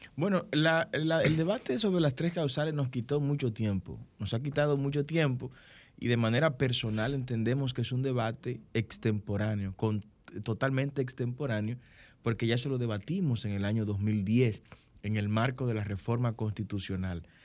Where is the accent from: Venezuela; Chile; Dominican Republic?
Dominican Republic; A partir del año 1844, somos dominicanos